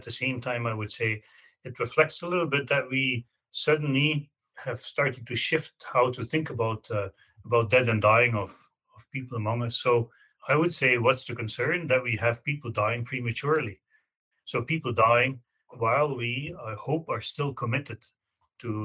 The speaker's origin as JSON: {"language": "English", "country": "Belgium", "tie": "born or raised there", "moved": "as an adult", "lives_now": "Canada", "said": "I grew up in Belgium. I moved to Canada more than 25 years ago"}